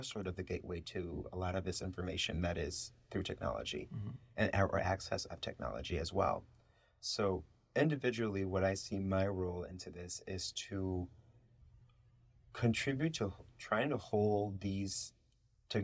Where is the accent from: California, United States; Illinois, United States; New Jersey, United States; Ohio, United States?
Illinois, United States; Chicago; first language Spanish; English is a second language; moved away as an adult; my experience growing up in Chicago